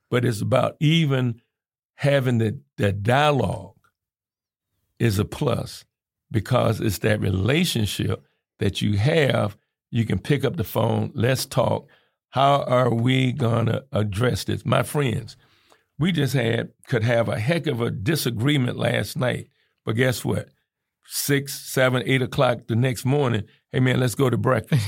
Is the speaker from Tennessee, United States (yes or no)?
no; Georgia, United States; also born or lived in Indiana; now in Kankakee, United States; growing up in the South